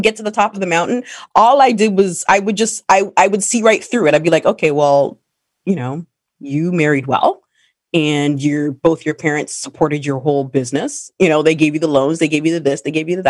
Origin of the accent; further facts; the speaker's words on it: Canada; as a Black woman, especially growing up in Canada